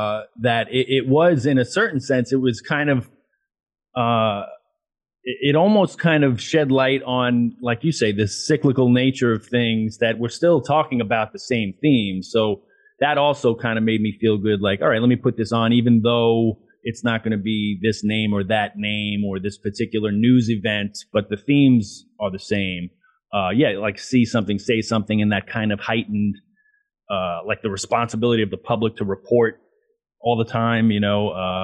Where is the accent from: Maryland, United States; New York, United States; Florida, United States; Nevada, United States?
New York, United States; Queens; cringing at my accent, which is funny. Cause like it's not like I went to finishing school or anything. It's just that over time and getting out of Queens, I guess in traveling a lot, you know, like my accent got tempered a little bit.